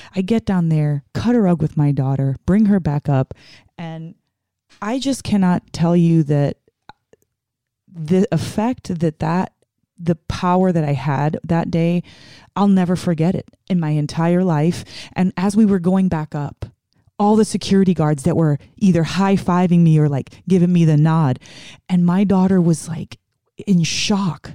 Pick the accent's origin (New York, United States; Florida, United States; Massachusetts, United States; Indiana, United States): New York, United States; New York City; moved away; I'm originally from the Bronx, New York